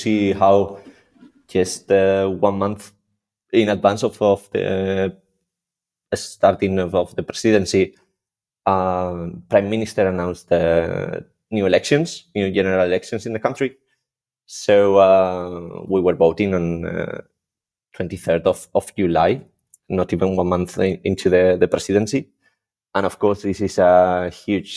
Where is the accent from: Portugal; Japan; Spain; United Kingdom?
Spain; now in Brussels, Belgium; I'm from Spain